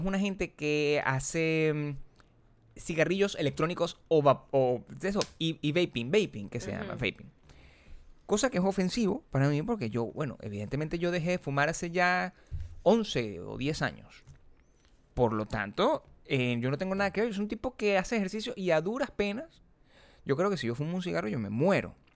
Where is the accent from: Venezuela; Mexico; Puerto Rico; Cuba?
Venezuela; accent: Venezuelan; moved away; yo me fui de Venezuela